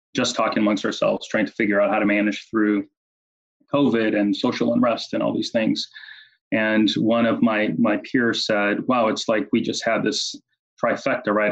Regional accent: Brazil; moved away as an adult; now in United States; I grew up in Brazil, went to school in Brazil, and after college came to, to the U S.

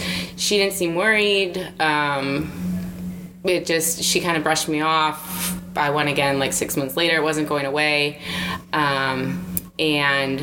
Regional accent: Wisconsin, United States; moved away as an adult; now in Houston, United States; I'm from Wisconsin

